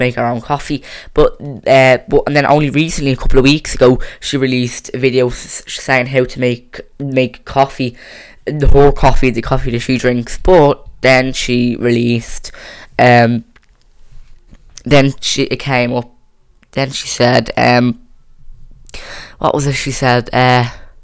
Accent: Ireland; I'm not English, so I don't really have a say. I'm Irish

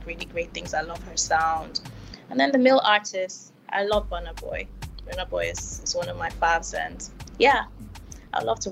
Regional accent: Kaduna, Kaduna State, Nigeria; also born or lived in Delta State, Nigeria; now in Lagos, Nigeria; I grew up in Kaduna, literally lived like a lot of my life, my young childhood in Kaduna before moving to Lagos.

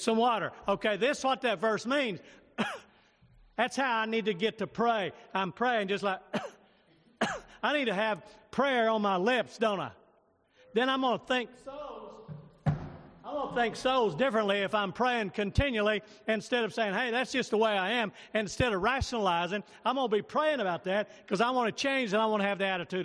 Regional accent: United States; I'm an American citizen

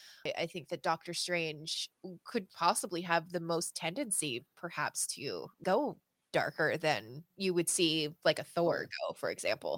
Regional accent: the Maritimes, Canada; I'm from the Maritimes in Canada, which is like the East Coast. So Nova Scotia, New Brunswick, Prince Edward Island.

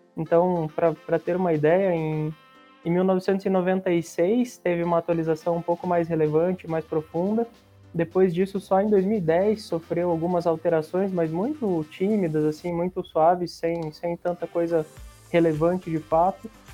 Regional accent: Curitiba, Paraná, Brazil; sou de Curitiba

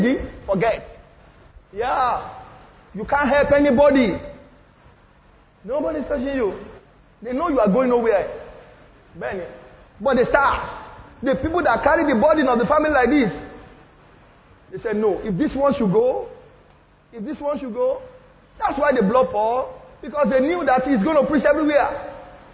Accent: Lagos, Nigeria; I'm from Nigeria. They said, where in Nigeria? I said, I'm from Lagos. Where in Lagos? I said, I'm from Ikotun.

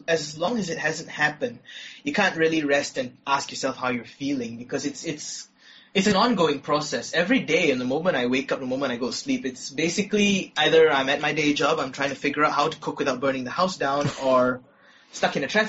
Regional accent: Malaysia; I grew up in Malaysia.

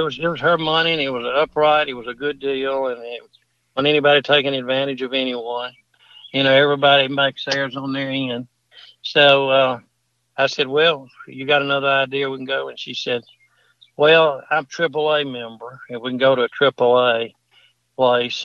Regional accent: Mississippi, United States; I'm her cousin from Mississippi

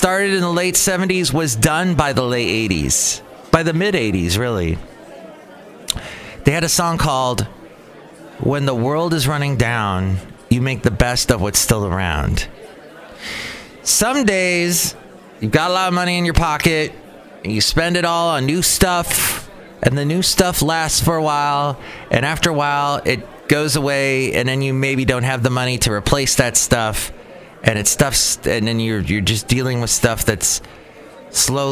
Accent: Southern California, United States; now in San Francisco Bay Area, United States; I'm from Southern California originally

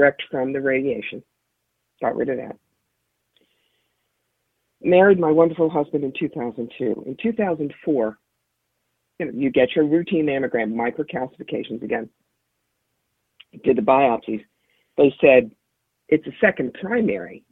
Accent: Philadelphia, Pennsylvania, United States; now in Schoharie County, New York, United States; But I grew up around Philadelphia

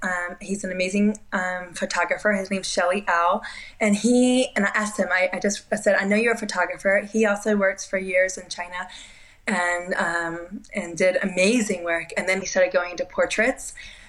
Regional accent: Spain; also born or lived in Portugal / Japan / Peru; I grew up in Spain. I lived some time in Portugal. As a baby, I lived in Japan.

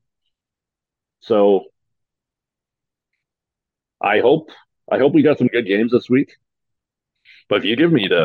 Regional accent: Canada; I'm Canadian

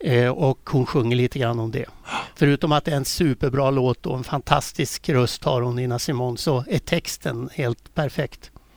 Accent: Västerås, Västmanland, Sweden; moved away; Jag är ju från Västerås från början. Det hörs väl på dialekten

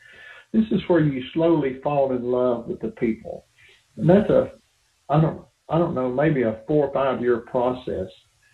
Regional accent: Appalachia, United States; And, I'm this Appalachian boy going, man, we're not in Kansas anymore.

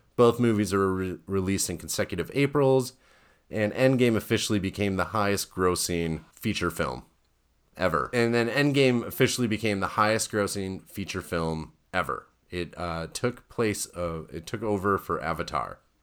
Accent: Wisconsin, United States; moved away; I grew up in Wisconsin

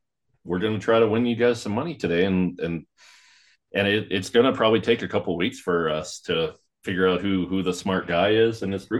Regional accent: Canada; I'm from Canada

